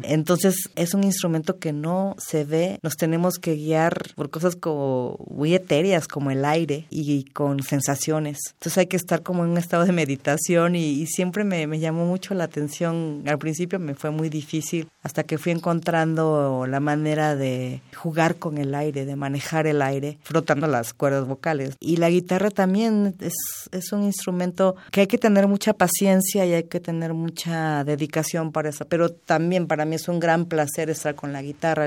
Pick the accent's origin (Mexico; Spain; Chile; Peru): Mexico; Oaxaca; mi niñez en Oaxaca